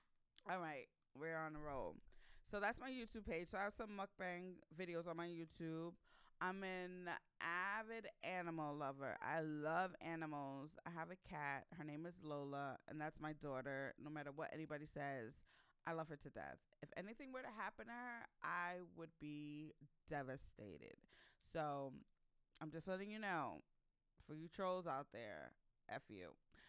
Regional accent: Ghana; I'm from Ghana, West Africa. So I've been to Accra, or Ghana plenty of times since I was born. I lived there for 7 months a few years ago.

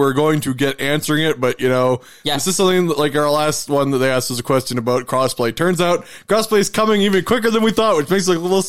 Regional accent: Canada; we're Canadian.

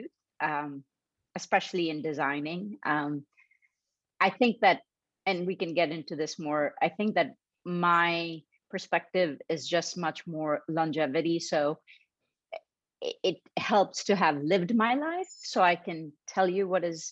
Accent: Mumbai, Maharashtra, India; I grew up in Bombay, India

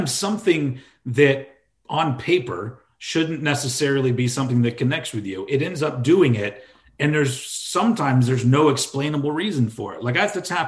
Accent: Austin, Texas, United States; I grew up in Austin, Texas

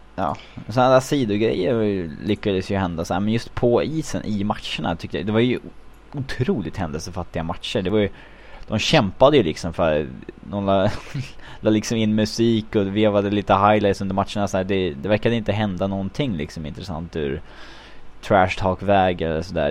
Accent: Sweden; moved away; för tio år sedan hemma i Sverige, det var liksom, som hockeyintresserad grabb

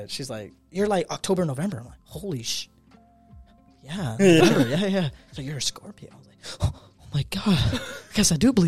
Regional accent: Phoenix, Arizona, United States; I'm from Phoenix.

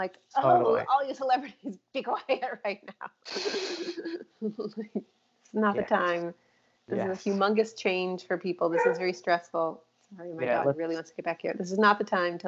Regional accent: Chicago, Illinois, United States; now in Austin, United States; I'm originally from Chicago

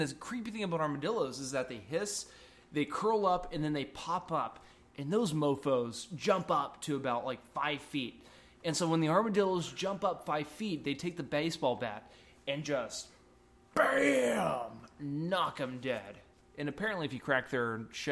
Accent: Albuquerque, New Mexico, United States; I'm only from Albuquerque, New Mexico

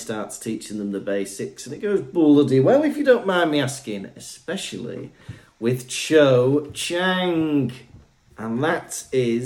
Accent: Wales, United Kingdom; moved away as an adult; now in Germany; I'm from Wales.

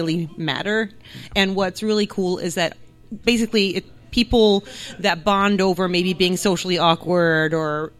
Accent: New Jersey, United States; English is a second language; I grew up in New Jersey, but my entire family is ethnically Hungarian, but they are all from Transylvania

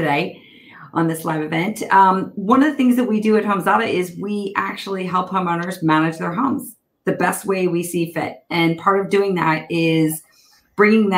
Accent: Baltimore, Maryland, United States; moved away as an adult; now in Northern California, United States; grew up in Baltimore. So outside of Baltimore, in Baltimore, Maryland. I now live in Northern California

